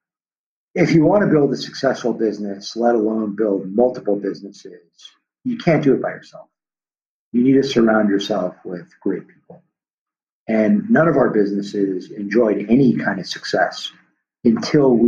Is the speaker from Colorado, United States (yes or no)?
no; Los Angeles, California, United States; the street I grew up on in Tarzana, California, which is a suburb here